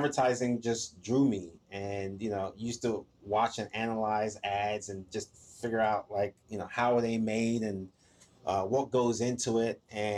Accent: Maryland, United States; also born or lived in Ghana / England; now in Atlanta, United States; So I was born in Ghana, lived there till I was 5, and then I lived in England for 6 years after that. And then I lived in DC in the Maryland area for most of my life when I moved to the US.

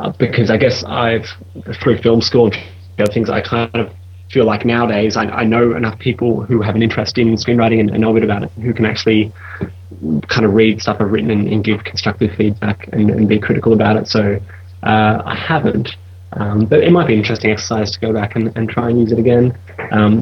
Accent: Australia; moved away as an adult; now in London, United Kingdom; I'm an Australian guy, I'm living in London

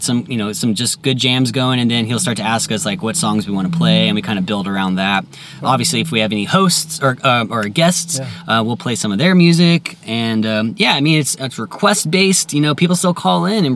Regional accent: San Diego, California, United States; growing up in San Diego, hearing the 91X DJs

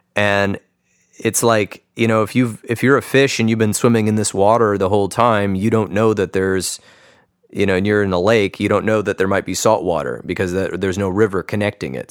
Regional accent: East Lansing, Michigan, United States; moved away as an adult; also born or lived in Chicago, Illinois / Phoenix, Arizona; now in Grand Rapids, United States; I grew up near Michigan State University right down the road

